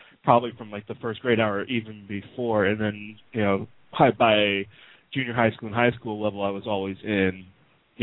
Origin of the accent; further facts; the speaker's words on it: New York City, New York, United States; I grew up in New York City